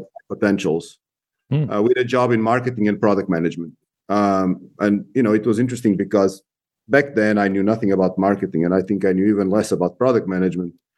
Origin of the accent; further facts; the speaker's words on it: Portugal; moved away as an adult; also born or lived in Spain / England / Germany / Brazil; now in United States; I was born in Portugal